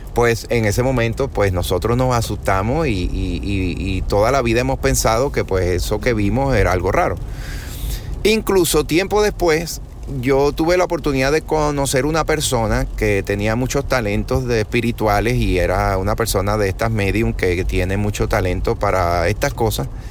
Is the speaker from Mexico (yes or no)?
no; Venezuela; also born or lived in Caracas; now in Puerto Rico; Yo vivo en Puerto Rico hoy día, pero yo soy de Venezuela. Yo nací, me crié en Venezuela.